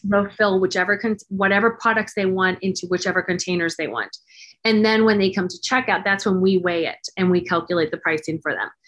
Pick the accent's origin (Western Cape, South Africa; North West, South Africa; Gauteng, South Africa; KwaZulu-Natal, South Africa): Western Cape, South Africa; Cape Town; also born or lived in Dallas, Texas / San Francisco Bay Area; now in Martinez, United States; I'm originally from South Africa, Cape Town, South Africa, born and raised.